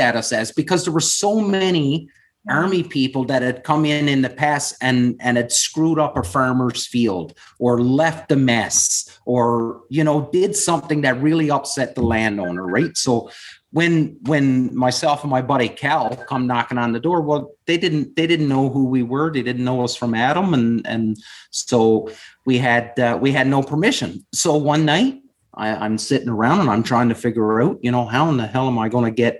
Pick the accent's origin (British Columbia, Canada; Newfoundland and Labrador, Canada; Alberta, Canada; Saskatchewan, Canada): Newfoundland and Labrador, Canada; west coast of Newfoundland; moved away as an adult; also born or lived in Ontario / New Brunswick; originally from a small town on the west coast of Newfoundland.